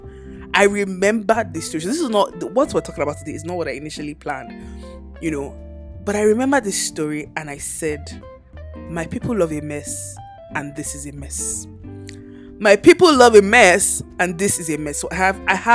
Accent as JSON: {"language": "English", "country": "Nigeria", "also_born_or_lived": "Lagos, Nigeria", "moved": "yes", "said": "my home country, Nigeria"}